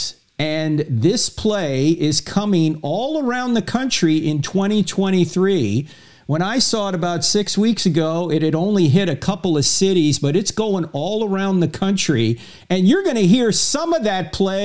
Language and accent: English; New Jersey, United States; my home state of New Jersey